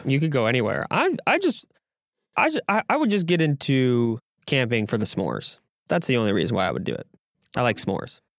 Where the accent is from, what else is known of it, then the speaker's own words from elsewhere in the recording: California / Door County, Wisconsin, United States; I grew up in California. I was born in California and probably moved to Door County in sixth, sixth, seventh grade